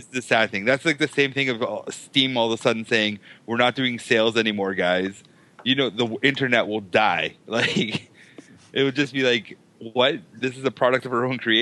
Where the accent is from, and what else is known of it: Canada